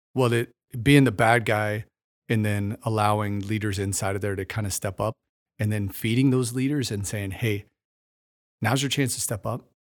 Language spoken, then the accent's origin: English; Warsaw, Missouri, United States; moved away as an adult; also born or lived in Las Vegas, Nevada; now in Kokomo, United States; I'm from the Ozarks in Missouri